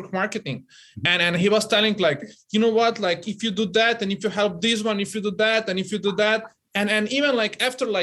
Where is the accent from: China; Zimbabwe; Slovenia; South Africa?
Slovenia; now in Tennessee, United States; I'm originally coming from Slovenia, from Europe